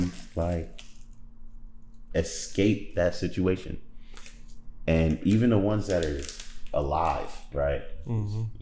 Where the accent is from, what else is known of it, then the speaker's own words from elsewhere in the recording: New York, United States; being from New York